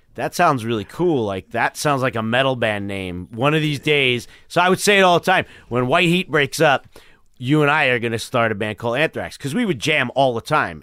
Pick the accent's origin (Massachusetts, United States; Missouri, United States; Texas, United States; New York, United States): New York, United States; New York City; Bayside, Queens